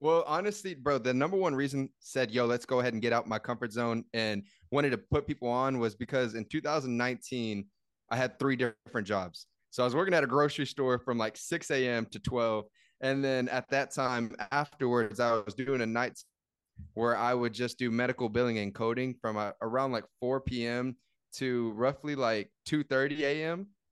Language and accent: English; San Antonio, Texas, United States; I'm from San Antonio, and we have the hidden gems down here